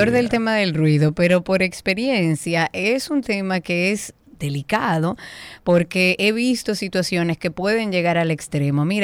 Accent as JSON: {"language": "Spanish", "country": "Dominican Republic", "said": "somos todos dominicanos, todos tenemos que aprender a vivir en comunidad"}